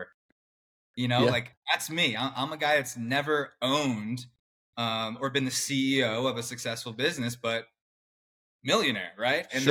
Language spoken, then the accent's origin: English; Clarksville, Maryland, United States; I grew up right outside Washington, D.C., in a suburb in Maryland. It's called Clarksville.